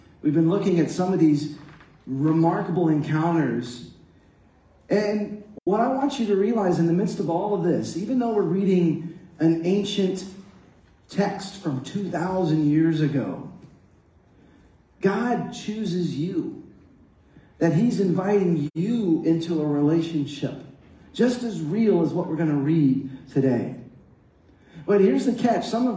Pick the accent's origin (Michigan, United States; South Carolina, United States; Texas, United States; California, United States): Texas, United States; Dallas-Fort Worth area; I grew up in the Dallas-Fort Worth area